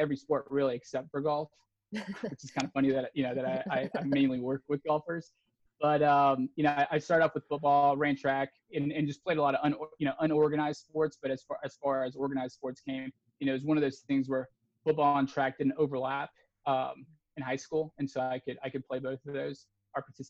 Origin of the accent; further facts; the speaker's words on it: Texas, United States; I grew up in Texas